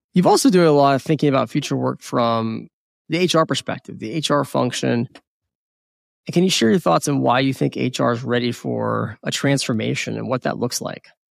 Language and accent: English; United States; first language English; Born in the United States, English is my first language.